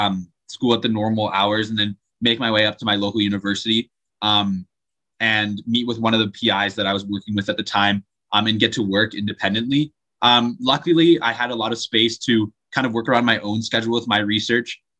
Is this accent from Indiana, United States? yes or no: no; Draper, Utah, United States; I'm from Draper, Utah, which is just like 20 minutes south of Salt Lake City